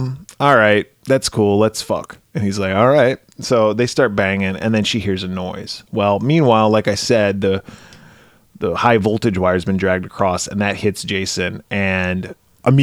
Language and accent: English; Wisconsin, United States; I grew up in Wisconsin. I was in high school in the 90s.